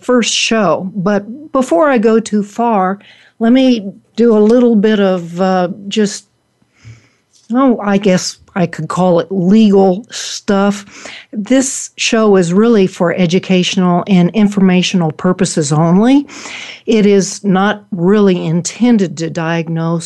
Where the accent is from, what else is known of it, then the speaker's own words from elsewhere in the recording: Oklahoma, United States; moved away as an adult; now in Colorado, United States; I was born and raised in Oklahoma, where I went to college in Tulsa at Oral Roberts University.